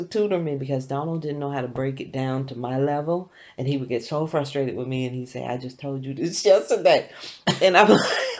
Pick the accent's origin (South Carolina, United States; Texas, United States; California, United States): South Carolina, United States; now in Easton, Pennsylvania, United States; I'm from South Carolina.